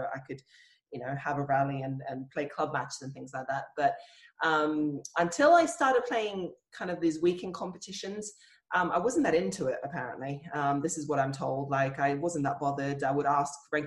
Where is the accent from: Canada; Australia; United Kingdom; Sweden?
Australia; also born or lived in Hungary; I was born in Australia and we went to Hungary when I was about five, lived there for about maybe a year or so. And then when we moved back to Australia, the primary school